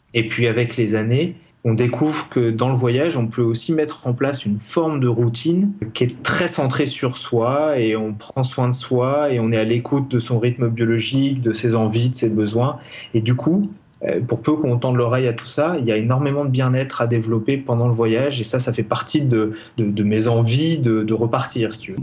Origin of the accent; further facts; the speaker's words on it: Grenoble, Auvergne-Rhône-Alpes, France; chez nous à Grenoble